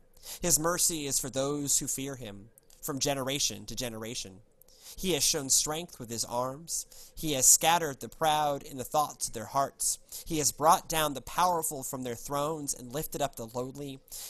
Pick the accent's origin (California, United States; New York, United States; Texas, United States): New York, United States; accent: New York; Again, my New York accent aside.